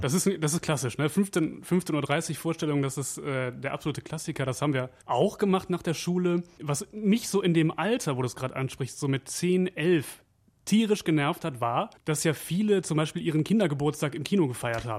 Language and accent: German; Wevelinghoven, North Rhine-Westphalia, Germany; Ich komme ja aus, aus Weflinghofen